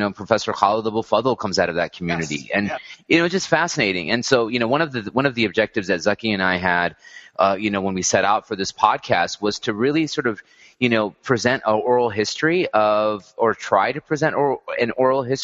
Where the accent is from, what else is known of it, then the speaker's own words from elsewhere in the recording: Texas, United States; I grew up in Texas, so a very different place than Southern California